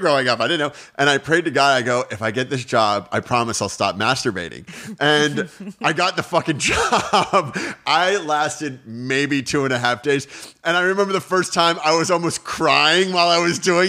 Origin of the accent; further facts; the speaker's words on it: Virginia, United States; accent: American stoner accent; also born or lived in Australia; I'm from Virginia. It's a pretty conservative state